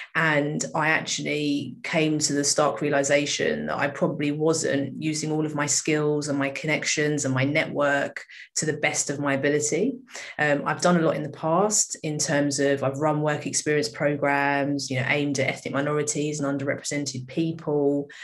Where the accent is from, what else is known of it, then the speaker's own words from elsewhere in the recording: United Kingdom; I grew up here. This is uh, all I've known, really.